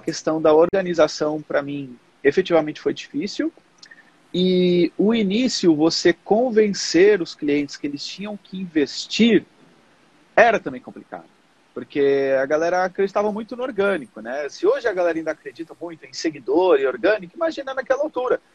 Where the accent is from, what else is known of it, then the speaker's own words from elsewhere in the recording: Portugal; moved away as an adult; now in Brazil; eu, como sempre vivi em Portugal a minha vida toda, eu nasci no Brasil, mas com três anos eu fui para Portugal.